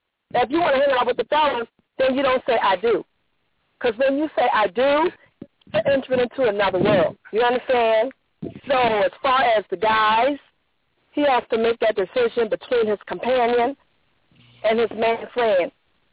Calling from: Jacksonville, Florida, United States; I'm calling from Jacksonville.

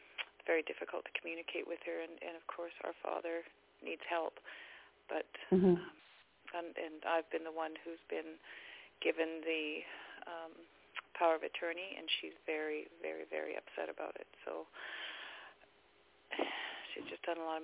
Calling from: Abbotsford, British Columbia, Canada; I'm from Abbotsford in British Columbia.

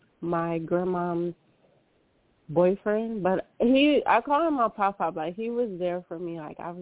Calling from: California, United States

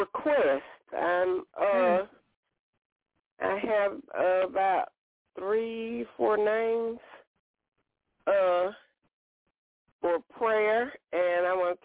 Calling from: Alabama, United States; from Alabama.

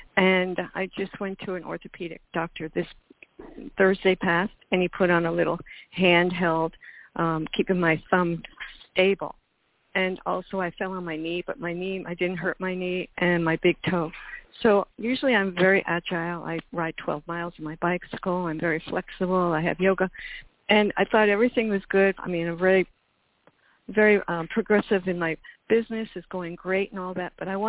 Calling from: Miami, Florida, United States; I'm in Miami, Florida.

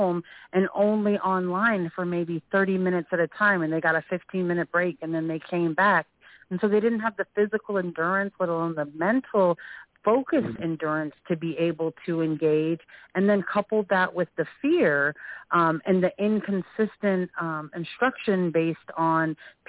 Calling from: Seattle, Washington, United States; I'm calling from Seattle, Executive Director of Education for Technology Access Foundation.

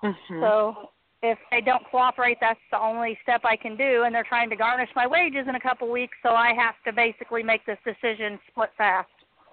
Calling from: Connersville, Indiana, United States

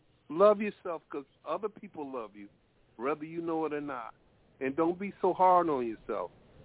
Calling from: Connecticut, United States; I'm calling from Connecticut.

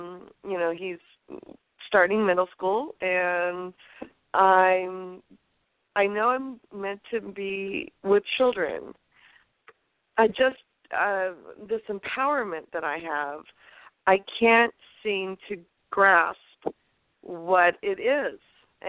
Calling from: California, United States

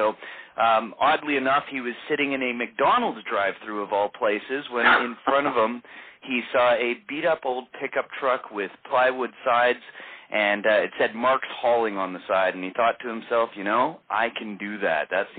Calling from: Vancouver, British Columbia, Canada; I am calling in from beautiful Vancouver, British Columbia on the west coast of Canada.

